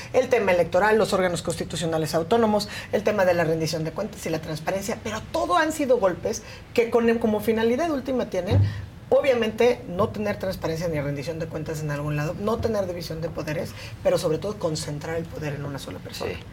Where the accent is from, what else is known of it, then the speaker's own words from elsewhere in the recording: Oaxaca, Mexico; nací en Oaxaca